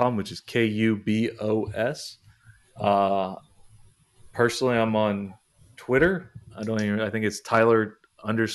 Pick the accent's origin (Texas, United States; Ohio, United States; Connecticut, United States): Texas, United States; moved away as an adult; also born or lived in Nashville; I grew up in Texas.